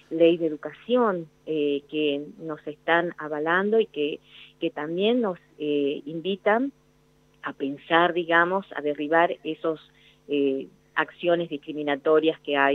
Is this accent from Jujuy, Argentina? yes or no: yes; Jujuy, Argentina; moved away as an adult; now in Tucumán, Argentina; Jujuy. Me vine acá a la universidad a estudiar cuando tenía 18 años. Eh, no fue fácil porque en un pueblo donde yo nací, en estamos hablando de la década de los años 80